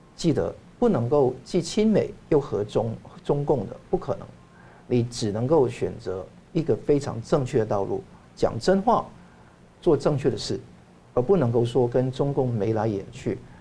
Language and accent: Chinese; Hong Kong; 我在香港长大，那我也受到两个文化的洗礼嘛